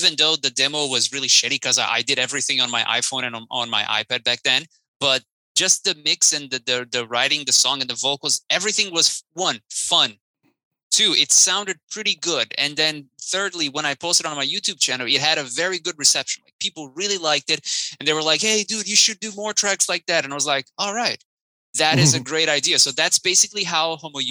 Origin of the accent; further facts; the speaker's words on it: Brazil; moved away; I'm actually from Brazil, and back in Brazil, I had a new metal band